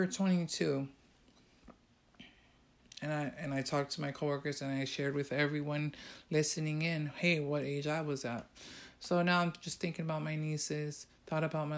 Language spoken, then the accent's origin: English; San Francisco, California, United States; I came from that neighborhood. I came from Hunter's Point